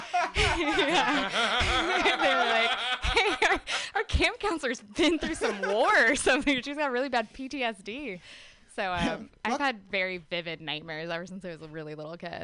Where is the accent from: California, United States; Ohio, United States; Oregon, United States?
Oregon, United States; Gresham; moved away as an adult; also born or lived in Portland, Oregon; now in San Diego, United States; I'm originally from Gresham, Oregon, um, but I hail from San Diego these days.